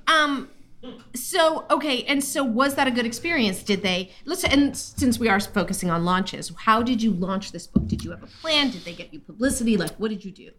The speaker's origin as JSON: {"language": "English", "region": "California", "country": "United States", "said": "I'm from California."}